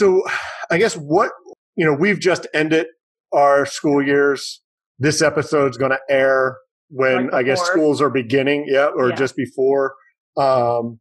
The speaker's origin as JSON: {"language": "English", "town": "Philadelphia", "region": "Pennsylvania", "country": "United States", "tie": "born or raised there", "moved": "yes", "said": "I grew up in Philadelphia in the inner city"}